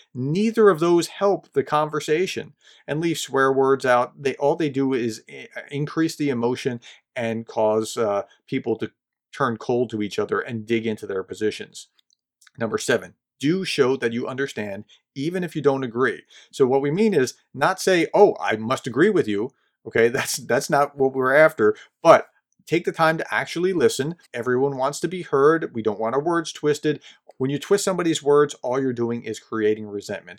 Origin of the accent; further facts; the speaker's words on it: New Jersey, United States; I grew up just in New Jersey